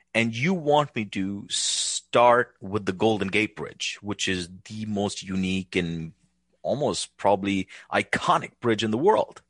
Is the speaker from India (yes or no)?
yes; India; now in United States; growing up in India